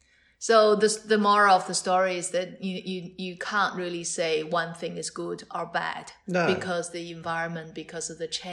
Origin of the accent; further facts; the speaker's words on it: Tianjin, China; moved away as an adult; also born or lived in Beijing; now in Cambridge, United Kingdom; My hometown is in Tianjin, so it's only about 120 kilometers.